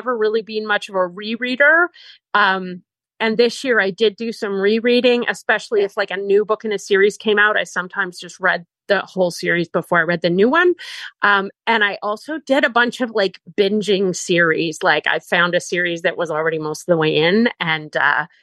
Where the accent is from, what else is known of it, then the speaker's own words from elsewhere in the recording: Canada; also born or lived in Peak District, England; now in England; I'm Canadian, but I live in England, sort of northern England